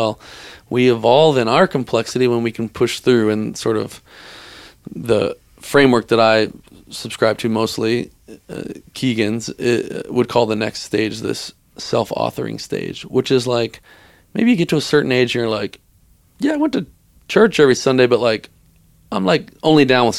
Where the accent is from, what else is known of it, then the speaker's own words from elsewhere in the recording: Texas, United States; I grew up Christian. I grew up in Texas, but I moved to Colorado.